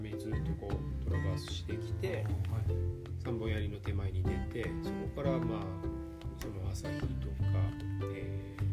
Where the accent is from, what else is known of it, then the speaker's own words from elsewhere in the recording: Ibaraki, Japan; えっともうもう茨城